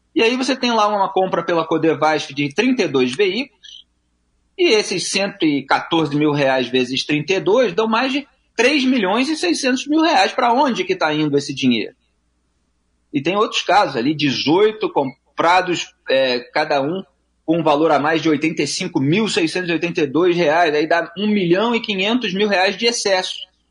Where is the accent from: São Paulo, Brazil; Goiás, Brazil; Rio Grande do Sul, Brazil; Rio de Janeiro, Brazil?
Rio de Janeiro, Brazil; eu sou do Rio de Janeiro. Eu moro aqui